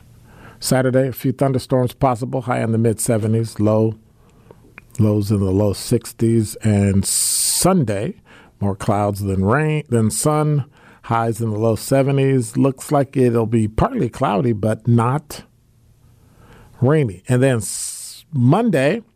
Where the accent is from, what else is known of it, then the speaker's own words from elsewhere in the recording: Illinois, United States; now in Wisconsin, United States; I'm from Illinois